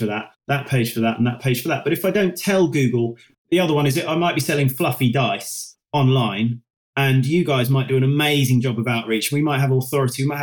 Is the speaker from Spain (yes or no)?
no; United Kingdom; we're British